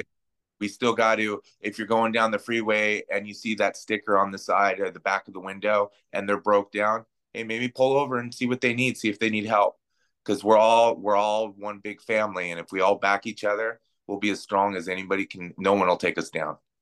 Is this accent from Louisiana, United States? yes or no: no; Pinyon Hills, California, United States; also born or lived in Pasadena, California / Covina, California; my mom moved me with my, up to my grandparents' house in Pinyon Hills, California, by Feeland Wrightwood Ski Resort up in that area.